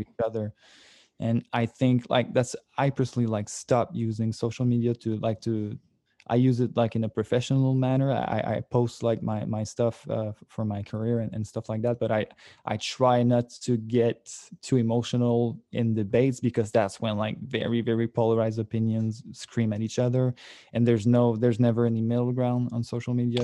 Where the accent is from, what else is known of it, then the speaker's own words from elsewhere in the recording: Sorel, Quebec, Canada; I come from Sorel, which is like a, a small town, like about an hour from Montreal